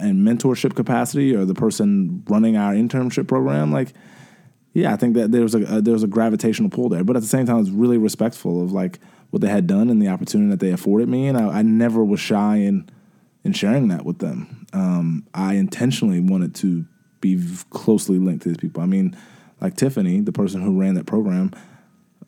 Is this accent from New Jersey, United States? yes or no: no; Atlanta, Georgia, United States; born or raised there; also born or lived in New York